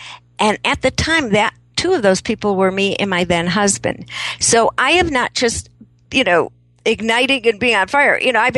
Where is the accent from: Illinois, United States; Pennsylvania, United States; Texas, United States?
Illinois, United States; Chicago; I grew up in Chicago, so we have a very different concept of the politics of savvy.